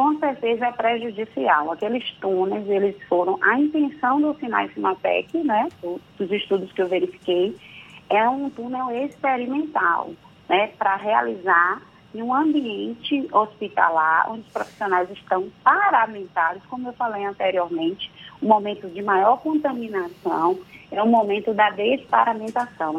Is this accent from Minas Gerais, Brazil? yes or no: no; Santo Amaro, Bahia, Brazil; Eu sou de Santa Amaro, viu, da purificação, não deixo de falar isso nunca